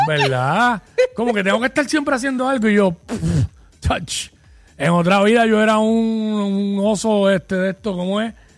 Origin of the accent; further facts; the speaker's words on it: Cabo Rojo, Puerto Rico; me crié en Cabo Rojo